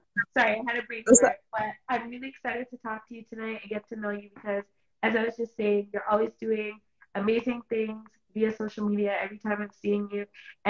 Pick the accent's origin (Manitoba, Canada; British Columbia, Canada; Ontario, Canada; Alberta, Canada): Ontario, Canada; Toronto; I'm from Toronto, Canada